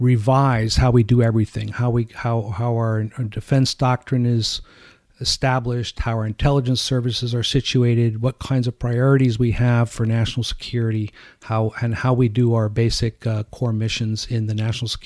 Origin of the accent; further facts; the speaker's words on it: United States; as an American